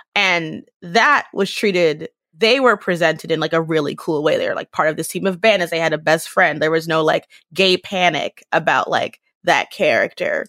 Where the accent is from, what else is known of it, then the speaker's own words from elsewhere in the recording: United States; as an American Black person